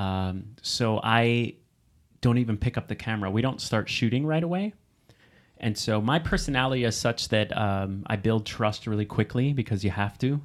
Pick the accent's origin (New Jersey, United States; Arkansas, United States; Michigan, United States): New Jersey, United States; We are from New Jersey